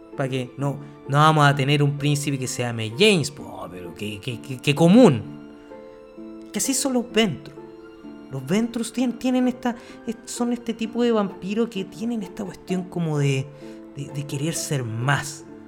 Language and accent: Spanish; Chile; aquí somos chilenos y tenemos que tener nombre chileno